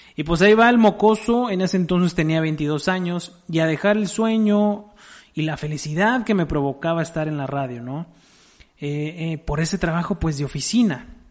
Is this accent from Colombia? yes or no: no; Mexico; somos mexicanos